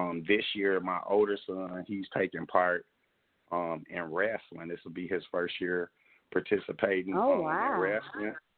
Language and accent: English; Muskegon Heights, Michigan, United States; Growing up in Muskegon Heights